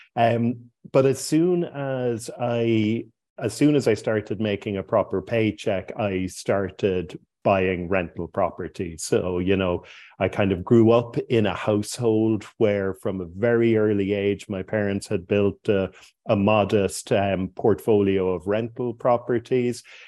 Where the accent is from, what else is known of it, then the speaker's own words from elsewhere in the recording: Cork, Munster, Ireland; moved away as an adult; also born or lived in Dublin; Cork was my hometown